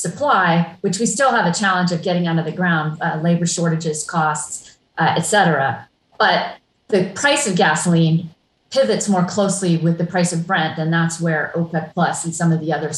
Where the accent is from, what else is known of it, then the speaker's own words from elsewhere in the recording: Hawaii, United States; I grew up in Hawaii, and I remember the 70s sitting in the backseat of my parents' car for hours on end on an odd or even license day